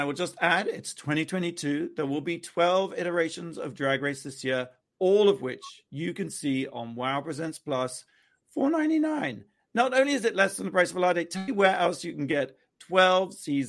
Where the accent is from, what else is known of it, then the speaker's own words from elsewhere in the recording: United Kingdom; because I'm British